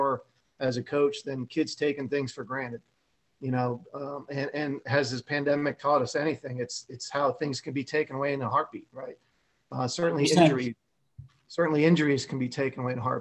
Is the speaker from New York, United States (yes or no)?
no; Parsippany, New Jersey, United States; I grew up in Parsippany at this little pool called Glacier Hills